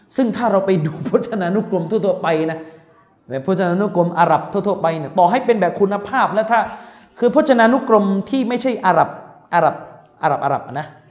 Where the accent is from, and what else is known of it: Deep South, Thailand